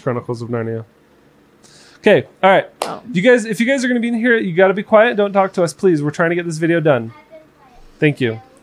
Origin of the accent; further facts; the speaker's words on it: Florida, United States; moved away as an adult; also born or lived in Kearns, Utah; I grew up in Florida, so but growing up in Florida and seeing what the real life ghetto looks like